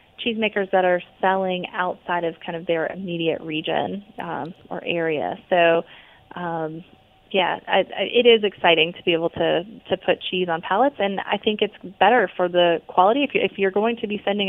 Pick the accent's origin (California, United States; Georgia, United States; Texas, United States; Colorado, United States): Georgia, United States; we are in the South. We're from Georgia.